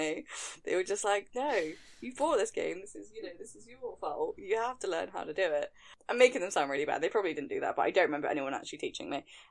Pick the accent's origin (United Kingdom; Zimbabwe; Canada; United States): United Kingdom; England; I'm very English